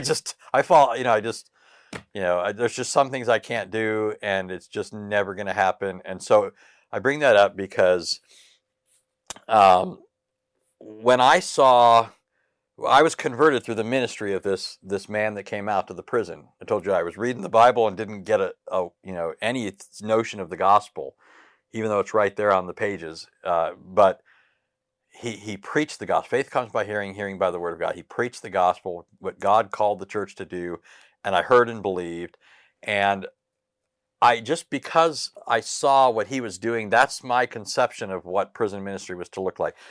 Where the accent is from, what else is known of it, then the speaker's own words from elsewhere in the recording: Southern California, United States; first language English; I was born and raised here in Southern California.